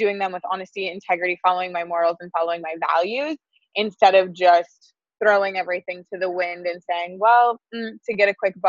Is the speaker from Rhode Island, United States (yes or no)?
no; Wisconsin, United States; moved away as an adult; now in Southern California, United States; it was kind of pulling from that Wisconsin